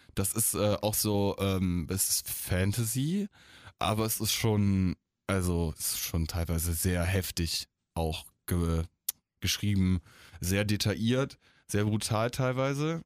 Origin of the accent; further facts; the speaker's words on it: Eifel, near Monschau, North Rhine-Westphalia, Germany; ich bin ja in der Eifel aufgewachsen, in der Nähe von Monschau